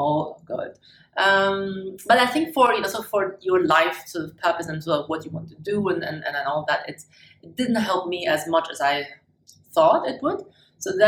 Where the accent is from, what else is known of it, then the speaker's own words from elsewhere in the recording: Germany; English is a second language; moved away as an adult; also born or lived in China / Hong Kong / Munich / Switzerland; I was born in China, and the big first change of my life was when I was 6 years old. That's when my family immigrated to Germany. So I was thrown into a completely new culture, new language and everything. I grew up in Germany